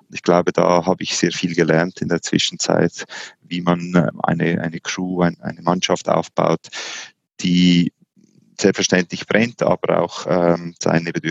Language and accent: German; Switzerland; Auch als Schweizer heißt man da ungeduldig.